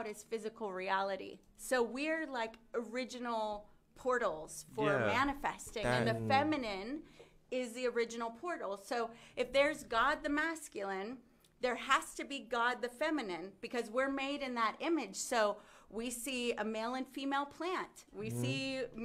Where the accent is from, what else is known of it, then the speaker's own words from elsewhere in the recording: the South, United States; I grew up in the South.